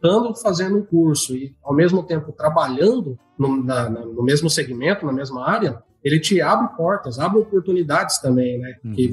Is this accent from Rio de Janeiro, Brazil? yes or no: no; São Miguel do Oeste, Santa Catarina, Brazil; born there; now in Campo Novo, Brazil; eu nasci em São Miguel do Oeste, lá em Santa Catarina.